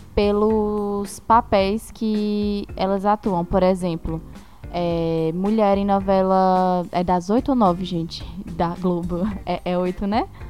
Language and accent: Portuguese; Itaúna?, Ceará, Brazil; na minha cidade, por exemplo, até hoje não tem. Que é, eu sou de Itauá, no Ceará